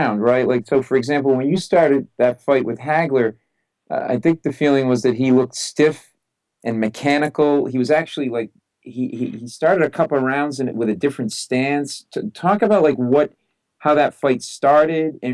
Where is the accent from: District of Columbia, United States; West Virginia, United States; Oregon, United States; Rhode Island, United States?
Rhode Island, United States; I'm from Rhode Island.